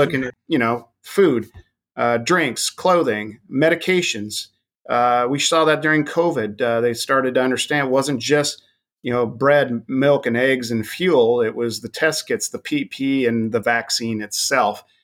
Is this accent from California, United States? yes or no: no; Wyoming, United States; my home state of Wyoming